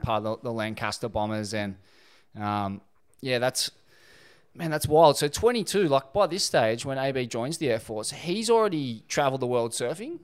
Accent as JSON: {"language": "English", "town": "Sydney", "region": "New South Wales", "country": "Australia", "tie": "born or raised there", "said": "my hometown, Bondi"}